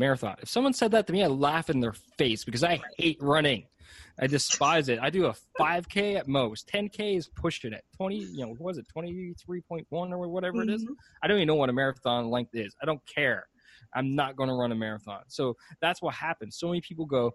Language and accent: English; Canada; I'm Canadian.